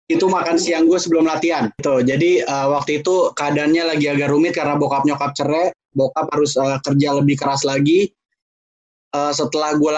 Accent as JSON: {"language": "Indonesian", "town": "Depok", "region": "West Java", "country": "Indonesia", "said": "gue coba latihan di Senayan itu gue dari Depok itu naik angkot uh, ke stasiun Depok Baru"}